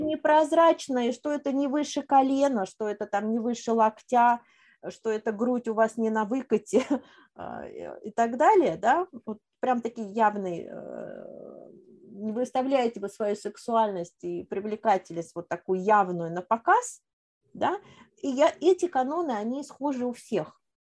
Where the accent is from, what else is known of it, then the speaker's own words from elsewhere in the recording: Moscow, Russia; moved away as an adult; also born or lived in Kazan; я коренная москвичка